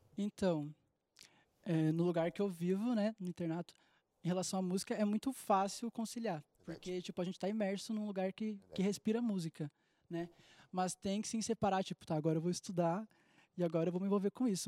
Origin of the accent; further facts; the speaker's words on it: Gravataí, Rio Grande do Sul, Brazil; eu sou de Gravataí, no Rio Grande do Sul, do lado de Porto Alegre